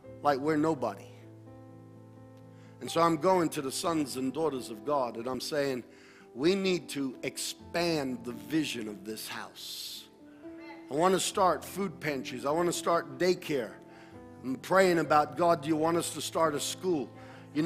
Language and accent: English; United States; As Americans and as American Christians